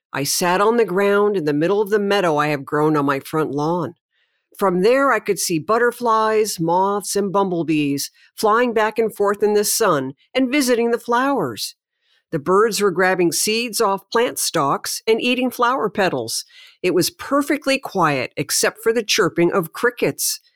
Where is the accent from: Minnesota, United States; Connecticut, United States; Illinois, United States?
Connecticut, United States; my childhood growing up in Connecticut